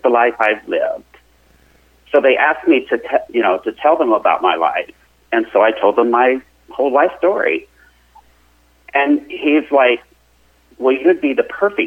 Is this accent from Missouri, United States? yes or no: yes; Joplin, Missouri, United States; I grew up in southwest Missouri, down in the Joplin area.